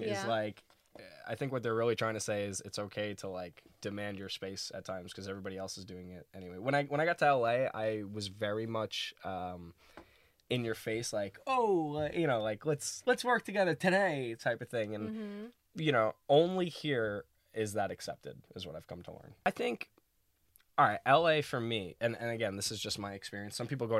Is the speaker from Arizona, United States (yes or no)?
no; New York City, New York, United States; Brooklyn baby